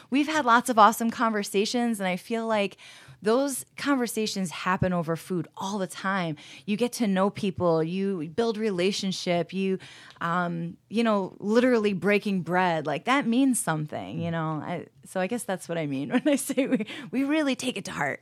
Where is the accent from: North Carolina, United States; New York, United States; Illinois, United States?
New York, United States; New Paltz; now in Rochester, United States; I grew up in New Paltz, New York